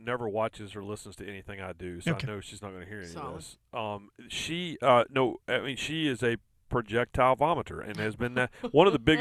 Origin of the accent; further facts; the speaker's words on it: Rockingham, North Carolina, United States; accent: Southern; I was born in Rockingham, North Carolina, in eastern North Carolina